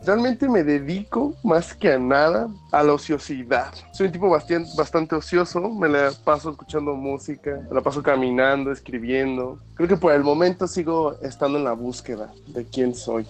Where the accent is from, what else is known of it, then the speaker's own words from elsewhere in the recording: Mexico; como latinos, como, como cultura mexicana